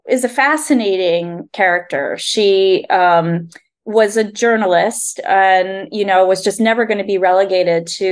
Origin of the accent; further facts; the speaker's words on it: Philadelphia suburbs, Pennsylvania, United States; I grew up in the Philadelphia suburbs.